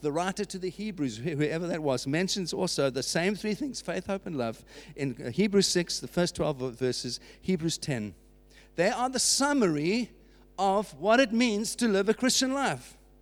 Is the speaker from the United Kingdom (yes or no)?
yes; United Kingdom; that's what marks us as British citizens